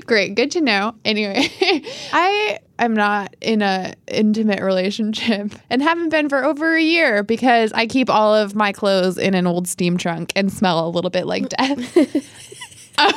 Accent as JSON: {"language": "English", "region": "upstate New York", "country": "United States", "tie": "born or raised there", "moved": "yes", "said": "my hometown, which is a very small hamlet in upstate New York"}